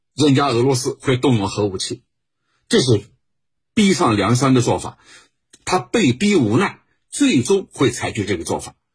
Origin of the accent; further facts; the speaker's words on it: China; 在我们中国人看来是什么呢？